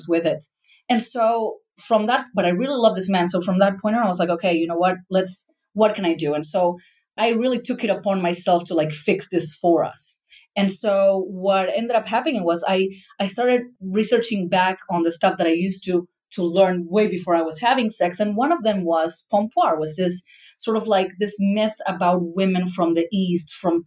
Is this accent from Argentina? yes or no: yes; Argentina; moved away; I come from Argentina, a very Catholic family